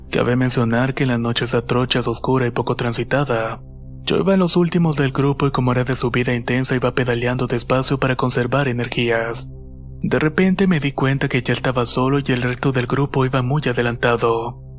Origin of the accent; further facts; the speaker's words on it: Villa del Rosario, Norte de Santander, Colombia; Soy de Villa de Rosario Norte de Santander, Colombia. Soy ciclista